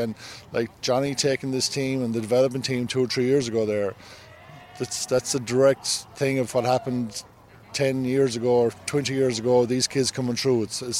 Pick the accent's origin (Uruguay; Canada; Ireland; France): Ireland; Curraheen, Munster; now in Rockland County, United States; I'm from Kerry. I'm from a little place called Curraheen. It's kind of on the West Kerry as you head out to Dingle. Brenneville, St. Pat's would be my club that I played with. And I've been here for a while now.